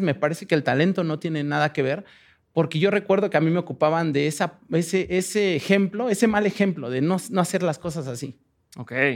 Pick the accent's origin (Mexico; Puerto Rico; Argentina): Mexico; moved away as an adult; now in Berlin, Germany; de México